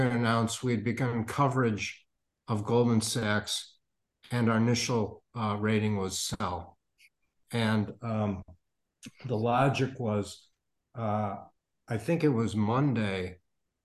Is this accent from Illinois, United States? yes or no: yes; Chicago, Illinois, United States; I grew up in the South Side of Chicago